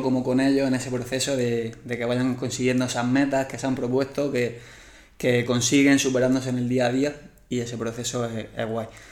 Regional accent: Murcia, Region of Murcia, Spain; now in Plasencia, Spain; soy de Murcia. Ahora mismo estoy viviendo en Plasencia

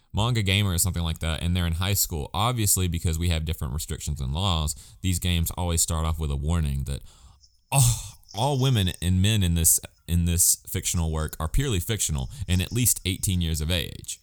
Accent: Alabama, United States; I'm from Alabama

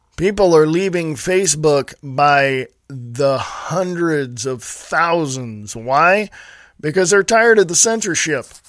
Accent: Stockton, California, United States; moved away as an adult; also born or lived in Nevada; now in Montana, United States; I was born and raised in Stockton, California

